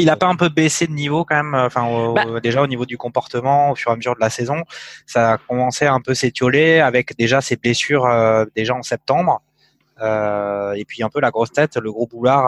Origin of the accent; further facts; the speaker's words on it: Provence-Alpes-Côte d'Azur, France; je suis, de la Provence